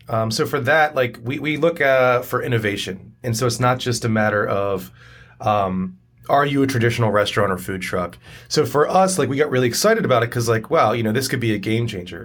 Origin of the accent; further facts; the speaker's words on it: York, Pennsylvania, United States; also born or lived in Harrisburg, Pennsylvania; I grew up in York, Harrisburg, Pennsylvania